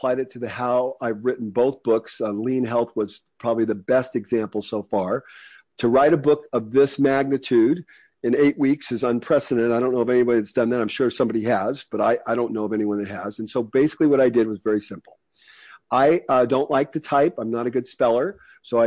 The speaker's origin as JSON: {"language": "English", "country": "United States", "said": "I'm an American. I'm very lucky to be an American."}